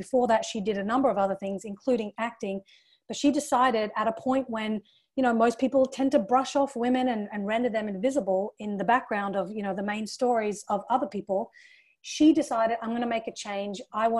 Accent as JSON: {"language": "English", "country": "Australia", "tie": "born or raised there", "also_born_or_lived": "England", "said": "But, you know, for me as a young Indian woman growing up in Australia and England"}